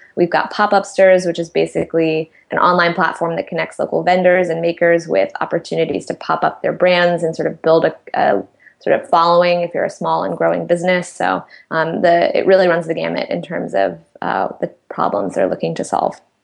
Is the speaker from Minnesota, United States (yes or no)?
no; Washington, District of Columbia, United States; moved away as an adult; also born or lived in New York; I grew up in Washington D.C.